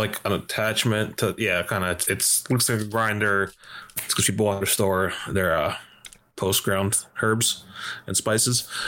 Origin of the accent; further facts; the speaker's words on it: New York, United States; I was from New York